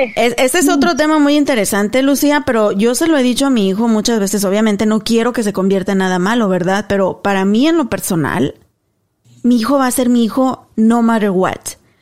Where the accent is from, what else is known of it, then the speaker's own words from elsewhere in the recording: Mexico; moved away; Nos fuimos a un lugar en México, ahí en mi pueblo, que se llama el Arroyo del Sabino